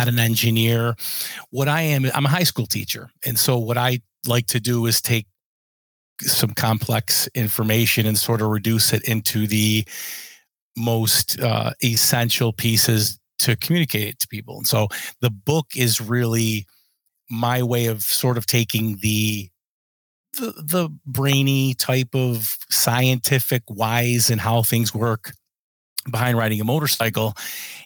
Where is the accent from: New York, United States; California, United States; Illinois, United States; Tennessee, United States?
New York, United States; Rochester; I am from Rochester, New York, and I'm a cornering coach.